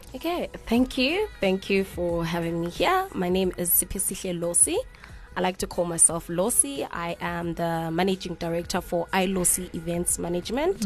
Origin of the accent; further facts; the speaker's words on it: Grahamstown, Eastern Cape, South Africa; moved away as an adult; I'm not from Cape Town. I'm from the Eastern Cape, Grahamstown